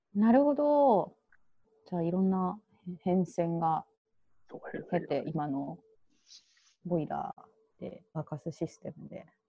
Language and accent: Japanese; Shikoku, Tokushima, Japan; moved away as an adult; now in Tokyo, Japan; 私は出身は徳島県四国で